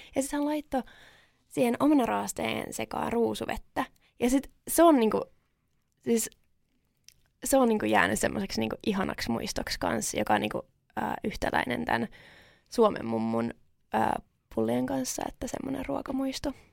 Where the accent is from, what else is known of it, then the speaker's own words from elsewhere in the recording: Finland; mä oon syntynyt Suomessa